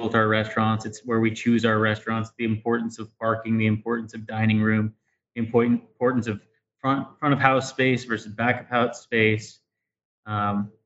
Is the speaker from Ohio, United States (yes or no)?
yes; Dayton, Ohio, United States; now in Columbus, United States; I grew up in Dayton, Ohio